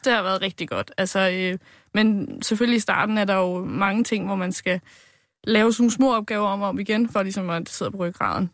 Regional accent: Ringsted, Zealand, Denmark; jeg er fra Ringsted

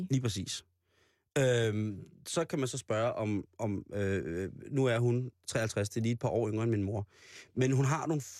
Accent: Roskilde, Zealand, Denmark; Lejre det ligger lidt uden for Roskilde, hvor jeg voksede op

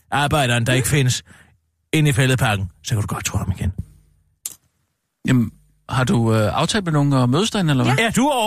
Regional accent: Frederiksberg, Capital Region of Denmark, Denmark; men jeg er fra Frederiksberg, og der holder vi ikke fri 1. maj, det kan jeg godt love dig for.

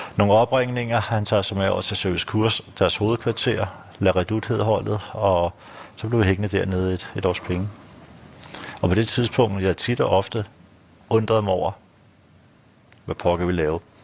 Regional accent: Kastrup, Capital Region of Denmark, Denmark; moved away as an adult; now in Frederiksberg, Denmark; det er der, jeg er født. Tømmerupvej. Amager

